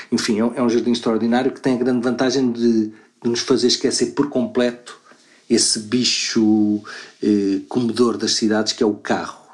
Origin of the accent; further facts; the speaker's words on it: Luanda, Luanda Province, Angola; now in Lisbon, Portugal; eu nasci em Luanda